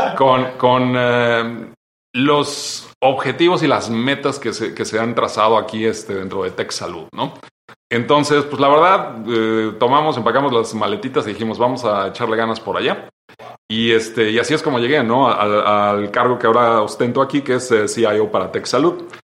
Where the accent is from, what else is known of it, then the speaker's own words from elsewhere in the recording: State of Mexico, Mexico; moved away as an adult; also born or lived in United States; yo nací en el Estado de México